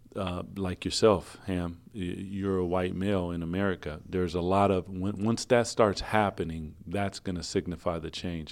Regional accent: Seattle, Washington, United States; I'm from Seattle

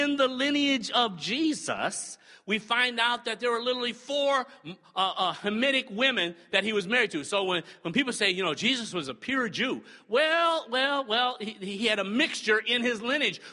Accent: the North, United States; moved away; I'm from the North, so I've been called a Yankee so many times since I got down here

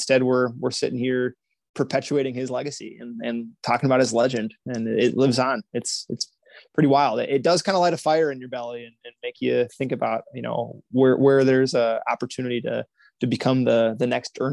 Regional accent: United States

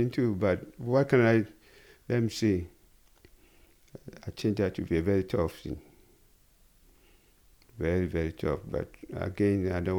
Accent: Ghana; growing up and being a Ghanaian too

